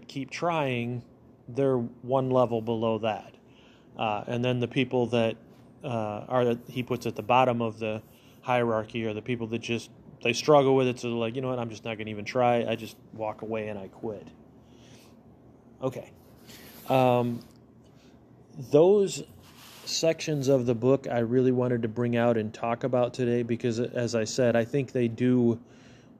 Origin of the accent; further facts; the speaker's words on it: United States; as an American